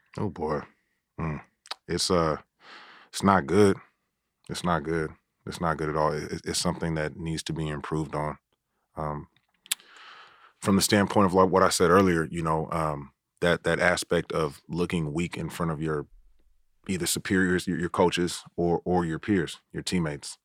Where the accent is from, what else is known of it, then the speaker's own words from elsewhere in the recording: Oakland, California, United States; I grew up in Oakland, and I went to high school in San Francisco